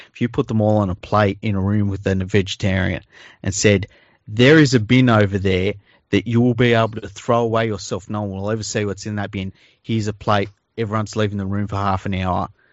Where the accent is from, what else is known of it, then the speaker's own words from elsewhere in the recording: Sydney, New South Wales, Australia; I grew up in Tregear, and, uh, which is a suburb in Western Sydney